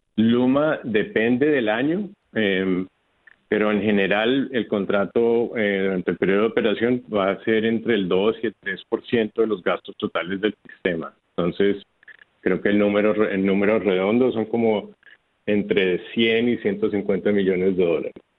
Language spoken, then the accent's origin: Spanish; Bogotá, Colombia; also born or lived in Houston, United States; now in San Juan, Puerto Rico; originalmente soy de Colombia, de Bogotá